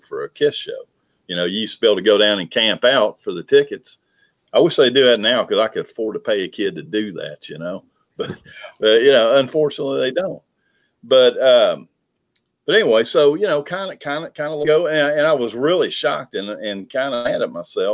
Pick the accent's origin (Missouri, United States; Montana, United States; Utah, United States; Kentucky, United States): Kentucky, United States; Lexington; I grew up in Lexington, Kentucky, not a huge town